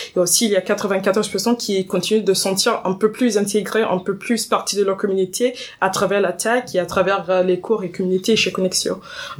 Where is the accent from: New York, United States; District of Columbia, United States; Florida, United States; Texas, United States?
District of Columbia, United States; Washington; French is a second language; moved away as an adult; now in Paris, France; j'ai grandi à Washington, D.C.